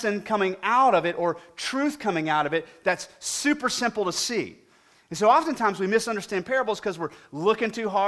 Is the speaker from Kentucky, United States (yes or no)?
no; Weatherford, Texas, United States; I grew up in Weatherford, W Town, out here to the west